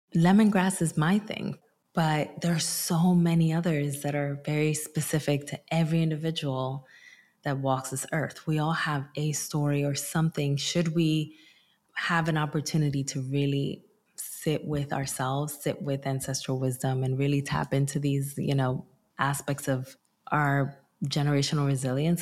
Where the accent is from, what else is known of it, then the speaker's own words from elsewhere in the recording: Newark, New Jersey, United States; also born or lived in Dominican Republic; I also immigrated from the Dominican Republic when I was five, and I migrated to my hometown, which is Newark, New Jersey